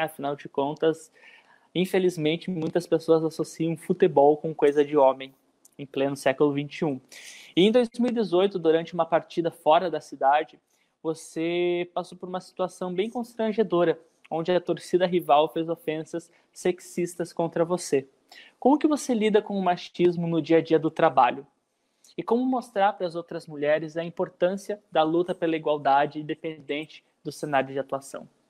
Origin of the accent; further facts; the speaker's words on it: Ponta Grossa, Paraná, Brazil; da cidade onde eu nasci, da onde eu cresci, da onde eu vivi, que é Ponta Grossa